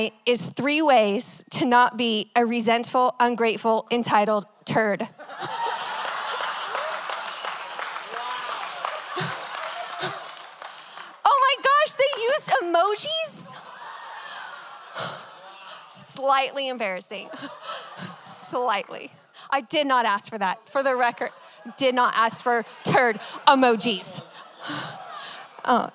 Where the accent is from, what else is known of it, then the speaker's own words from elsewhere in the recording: Texas, United States; I'm from Texas